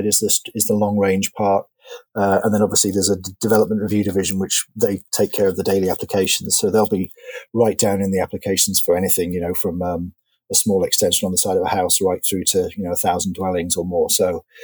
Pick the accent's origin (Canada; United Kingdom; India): United Kingdom; York, Yorkshire and the Humber; now in Fort Washington, United States; I'm originally from York in England.